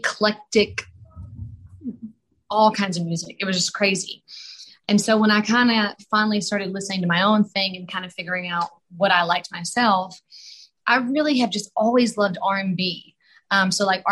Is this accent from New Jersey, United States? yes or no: no; Alabama, United States; moved away as an adult; now in Nashville, United States; I'm from Alabama